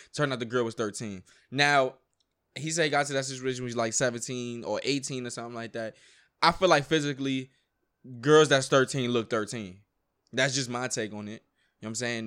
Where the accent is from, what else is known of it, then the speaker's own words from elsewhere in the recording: New York, United States; I grew up in New York.